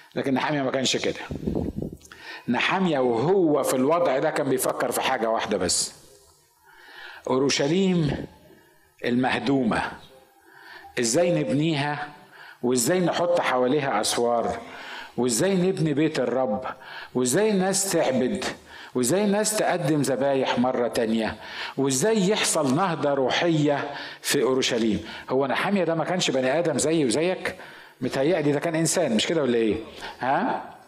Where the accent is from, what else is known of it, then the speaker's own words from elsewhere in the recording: Egypt; انا مصري